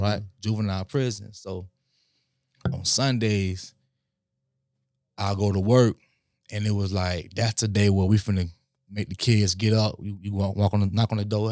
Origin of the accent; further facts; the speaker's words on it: West Palm Beach, Florida, United States; also born or lived in Lake Worth; grew up in West Palm Beach. We moved to Lake Worth for a little bit, but primarily we, we lived in West Palm